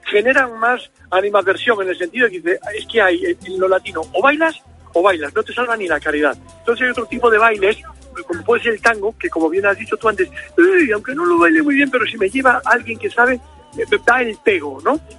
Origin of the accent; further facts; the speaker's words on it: Cantabria, Spain